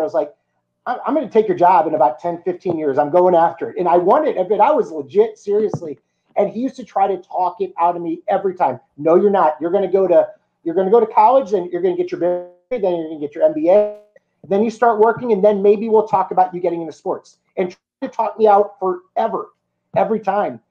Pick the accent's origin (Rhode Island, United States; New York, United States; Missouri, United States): Missouri, United States; St. Louis; I'm from St. Louis, Missouri.